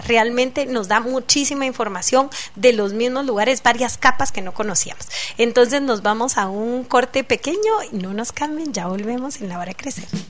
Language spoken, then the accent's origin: Spanish; Guatemala; como guatemaltecos